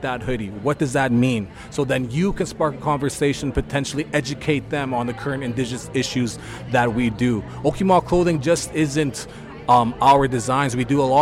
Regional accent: Meadow Lake, Saskatchewan, Canada; moved away; my hometown of Meadow Lake

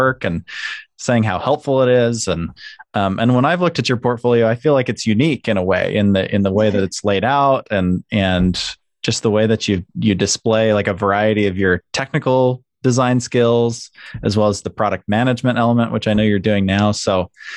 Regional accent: Salt Lake City, Utah, United States; I grew up along the Wasatch Front in Salt Lake

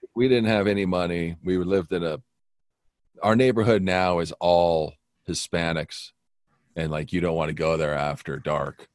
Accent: Buffalo, Wyoming, United States; also born or lived in Las Vegas, Nevada; I lived in Las Vegas till I was nine. Then my parents got a divorce, and my mom was from the beautiful, glorious town of Buffalo, Wyoming. So that's where we got relocated.

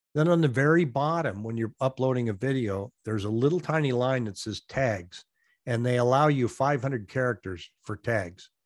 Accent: Washington, United States; now in Arizona, United States; I'm from Washington State

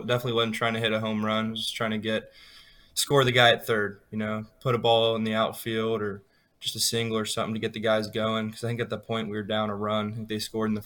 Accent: Mason, Ohio, United States; I'm from Mason, Ohio

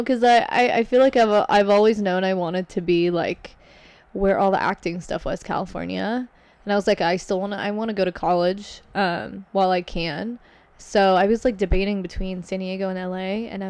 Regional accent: Kuwait; also born or lived in Lebanon; So, I'm from Lebanon, but I grew up in Kuwait.

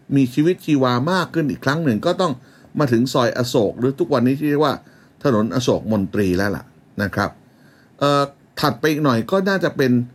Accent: Bangkok, Thailand; born or raised there

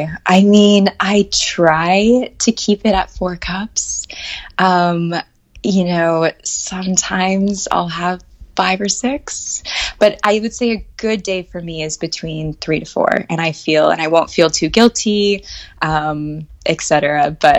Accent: Atlanta, Georgia, United States; now in France; I'm originally from Atlanta, Georgia. I grew up there. I do not have the Southern accent, which I'm a little bit still upset about. My parents are both from New York.

